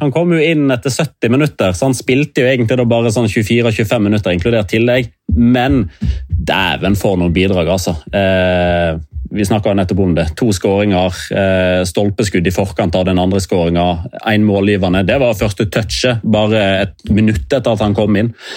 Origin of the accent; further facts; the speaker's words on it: Norway; vi er fra Norge.